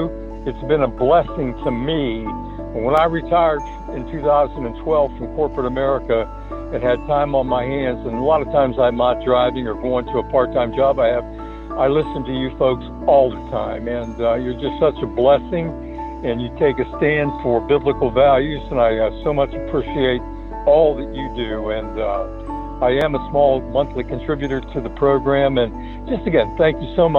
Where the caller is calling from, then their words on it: Westerville, Ohio, United States; I'm calling from Westerville, Ohio.